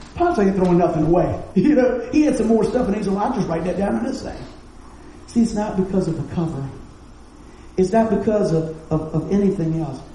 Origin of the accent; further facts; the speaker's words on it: West Virginia, United States; we're from West Virginia